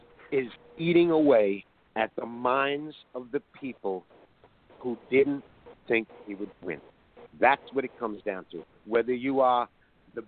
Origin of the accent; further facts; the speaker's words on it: New York, United States; I'm a New Yorker and an artist.